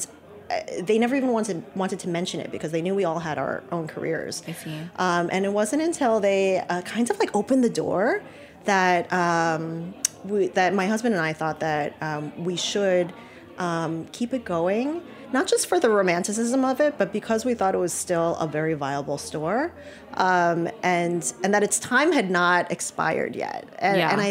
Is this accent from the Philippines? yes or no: yes; Philippines; my background is that I'm Chinese from the Philippines